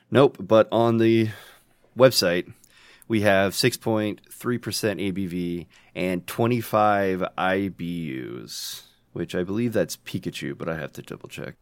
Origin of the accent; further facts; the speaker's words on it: United States; accent: American; My accent is American